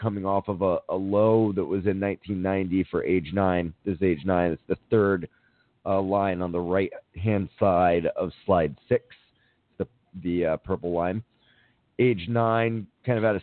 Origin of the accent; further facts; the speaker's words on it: Miami, Florida, United States; now in Los Angeles, United States; My hometown of Miami